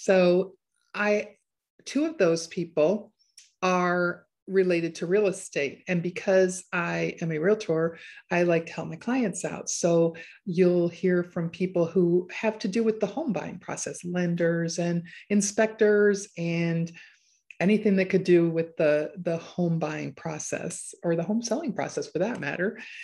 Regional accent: Chicago, Illinois, United States; moved away as an adult; also born or lived in Arkansas; now in Harrison, Arkansas, United States; I am from Chicago, a big city girl through and through.

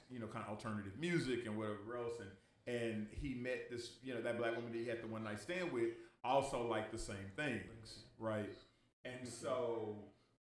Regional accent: Dallas, Texas, United States; growing up in Oak Cliff

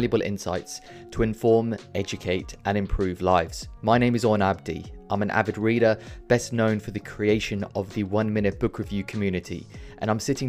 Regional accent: United Kingdom; born and brought up in a society like I am from Britain, but my family's not, my grandparents weren't

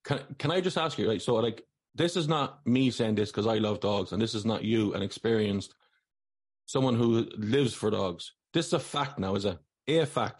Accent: Athlone, Westmeath, Ireland; I'm from Athlone. I'm from the Big Smoke.

